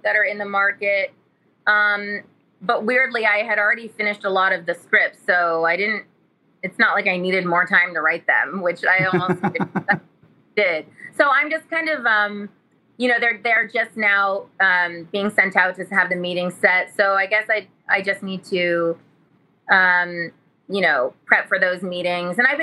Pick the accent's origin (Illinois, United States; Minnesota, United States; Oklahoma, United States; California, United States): California, United States; Modesto; I'm from Modesto, California